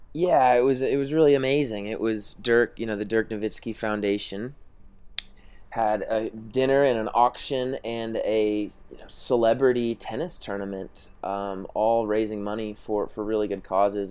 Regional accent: Tulsa, Oklahoma, United States; I grew up playing in Tulsa

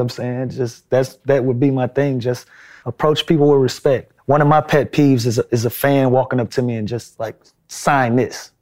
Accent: Atlanta, Georgia, United States; also born or lived in Los Angeles; here in Atlanta

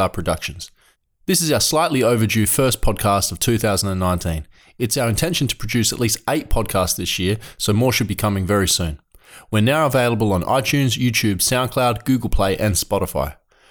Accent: Adelaide, South Australia, Australia; I'm from Adelaide.

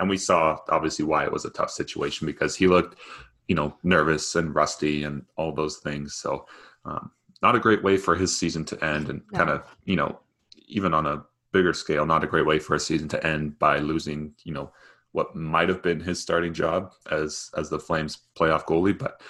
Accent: Denver, Colorado, United States; born there; And I was born in Denver, so.

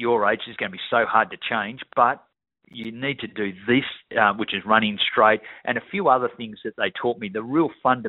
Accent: Victoria, Australia; as a young kid growing up in Victoria

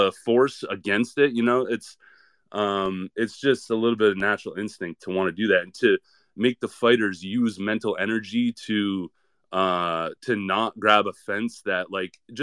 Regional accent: New England, United States; I'm from New England

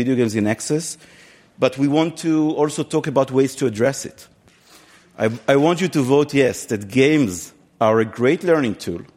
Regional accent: Israel; moved away as an adult; now in United States; I came from Israel 12 years ago, and I lived in the United States since then

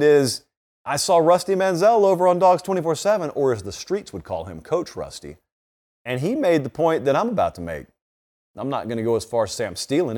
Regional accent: Harris County, West Central Georgia, United States; moved away; I grew up in Harris County in West Central Georgia.

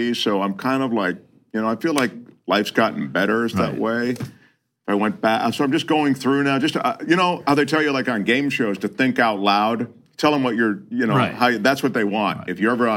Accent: Washington, District of Columbia, United States; I grew up in Washington, D.C.

